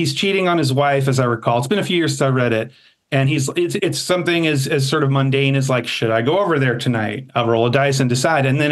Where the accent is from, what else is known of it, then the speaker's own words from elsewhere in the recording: United States; I'm American